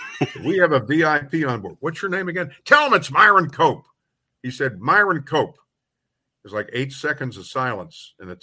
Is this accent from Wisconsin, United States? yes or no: no; Pittsburgh, Pennsylvania, United States; born or raised there